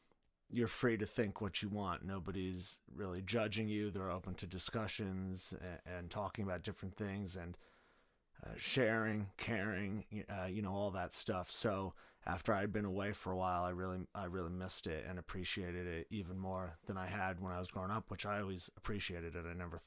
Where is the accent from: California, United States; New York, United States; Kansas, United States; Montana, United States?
New York, United States; New Paltz; moved away as an adult; also born or lived in Texas / Oklahoma / Los Angeles; I grew up in New Paltz, New York